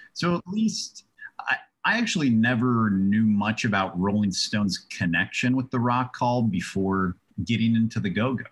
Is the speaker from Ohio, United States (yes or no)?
yes; Cincinnati, Ohio, United States; I'm from Cincinnati, Ohio.